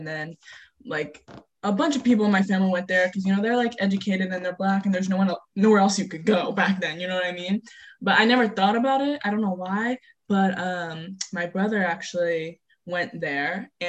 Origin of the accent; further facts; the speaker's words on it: Sacramento, California, United States; moved away as an adult; I'm from Sac too.